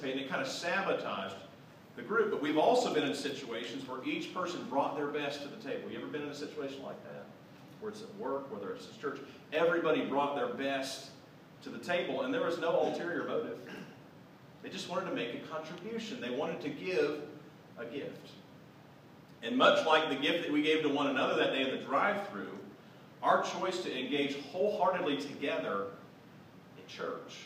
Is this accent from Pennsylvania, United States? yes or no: no; Southwest Ohio, United States; I grew up in Southwest Ohio